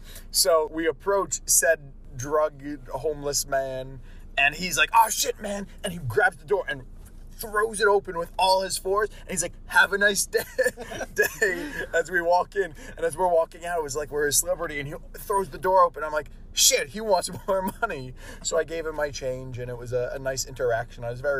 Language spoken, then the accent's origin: English; Long Island, New York, United States